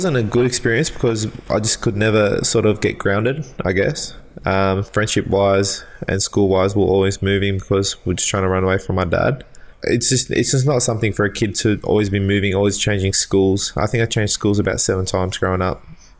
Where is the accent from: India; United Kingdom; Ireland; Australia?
Australia; Marylands, New South Wales; I was born in Westmead Hospital, and I grew up out around Marylands area for a few years.